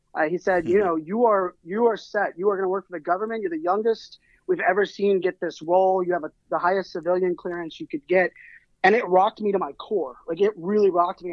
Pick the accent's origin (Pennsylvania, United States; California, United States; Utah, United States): Pennsylvania, United States; Pittsburgh; moved away; I grew up in Pittsburgh, Pennsylvania, and you know, uh, even some of my family that are still there, they've never left the city or the state